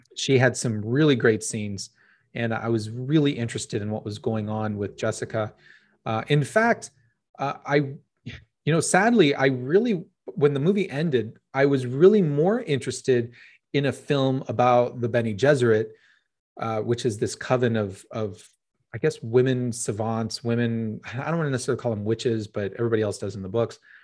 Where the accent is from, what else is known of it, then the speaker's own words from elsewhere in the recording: Phoenix, Arizona, United States; born and raised in Phoenix, Arizona